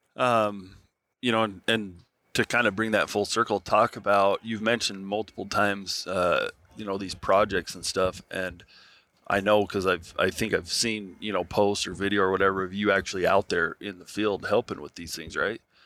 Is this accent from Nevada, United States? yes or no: yes; Nevada, United States; I grew up in Nevada